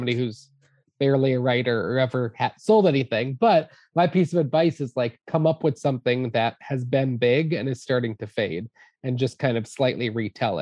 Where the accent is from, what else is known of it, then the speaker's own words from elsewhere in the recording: Boston, Massachusetts, United States; we grew up in the Boston area and we used to go to the Omni Theater at the Museum of Science.